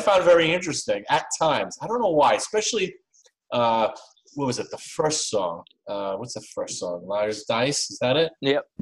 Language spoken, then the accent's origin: English; New York, United States; I'm from New York as well